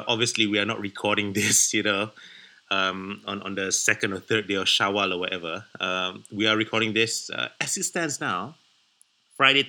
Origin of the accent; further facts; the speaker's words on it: Malaysia; moved away as an adult; also born or lived in Indonesia; I'm a Malaysian, but I lived in Indonesia for a number of years as well.